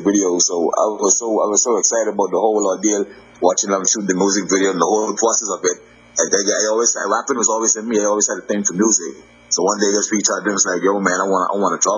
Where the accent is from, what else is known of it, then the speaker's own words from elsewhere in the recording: Bahamas; now in Miami Gardens, United States; I'm from the Bahamas, but right now I'm in Miami Gardens right now